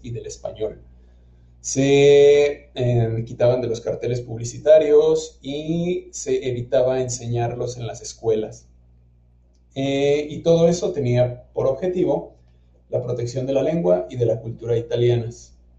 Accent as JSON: {"language": "Spanish", "region": "Hidalgo", "country": "Mexico", "tie": "born or raised there", "moved": "as an adult", "lives_now": "Guanajuato, Mexico", "said": "yo soy originario del estado de Hidalgo, en México, pero vine a la ciudad de Guanajuato a estudiar"}